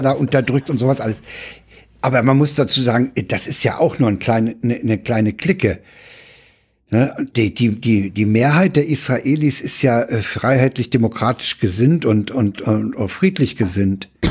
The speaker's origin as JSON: {"language": "German", "country": "Germany", "said": "als Deutsche"}